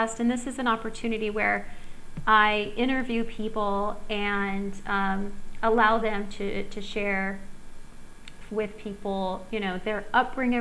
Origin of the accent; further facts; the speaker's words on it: Southern California, United States; now in Costa Rica; I grew up in Southern California